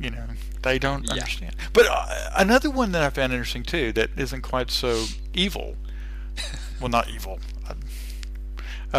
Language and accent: English; Texas, United States; accent: Texas; moved away as an adult; now in Australia; because I'm from Texas, right? And I'm always conscious about being a Texan